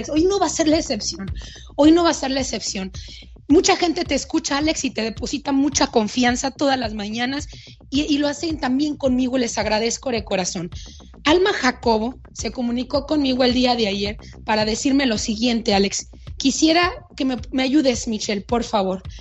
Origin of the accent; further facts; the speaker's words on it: Sonora, Mexico; Yo soy de Sonora y por ende el asado es el mejor.